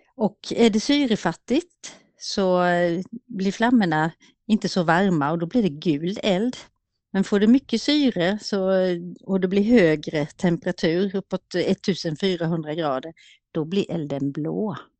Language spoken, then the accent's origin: Swedish; Småland, Sweden; moved away